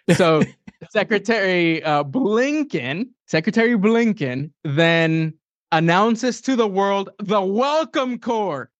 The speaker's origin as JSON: {"language": "English", "town": "San Antonio", "region": "Texas", "country": "United States", "said": "I'm from San Antonio, Texas."}